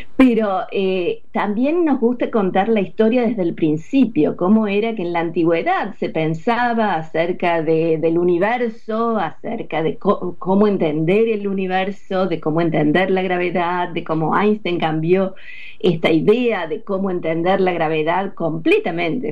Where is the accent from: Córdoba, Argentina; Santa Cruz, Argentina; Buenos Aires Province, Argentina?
Córdoba, Argentina; now in United States; Yo nací en Córdoba, crecí en Córdoba, en la ciudad de Córdoba